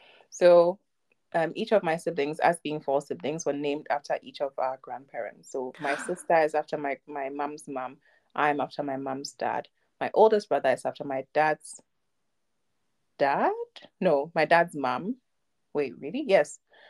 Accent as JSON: {"language": "English", "country": "Germany", "tie": "born or raised there", "also_born_or_lived": "Ghana", "said": "I was born and raised in Ghana till I was six, and then I moved to Germany when I was six, and I've been here ever since, in the same house, in the same room, actually, and same street."}